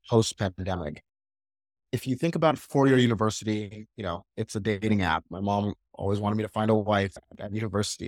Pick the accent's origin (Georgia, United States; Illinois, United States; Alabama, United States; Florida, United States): Georgia, United States; Atlanta; I was born and raised, uh, in Atlanta, Georgia